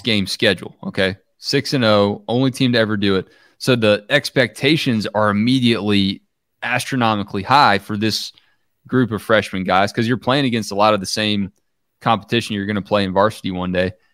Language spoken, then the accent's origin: English; Gwinnett County, Georgia, United States; raised in the shadow of the Gwinnett is Great Water Towers, just like me.